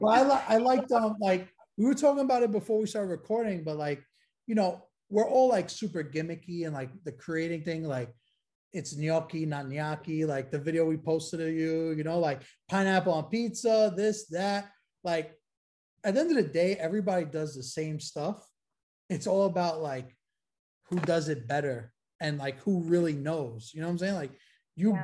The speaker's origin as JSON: {"language": "English", "town": "New York City", "region": "New York", "country": "United States", "tie": "born or raised there", "said": "growing up in Brooklyn"}